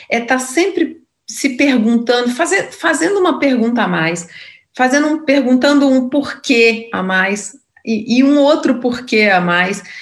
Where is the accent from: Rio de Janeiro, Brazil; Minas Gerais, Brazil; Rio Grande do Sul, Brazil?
Minas Gerais, Brazil; now in São Paulo, Brazil; como é que foi minha trajetória aqui na selva de pedra, sendo, sendo mineira.